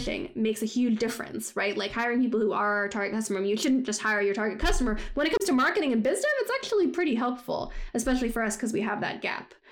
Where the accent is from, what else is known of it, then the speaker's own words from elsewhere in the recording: United States; moved away; I am American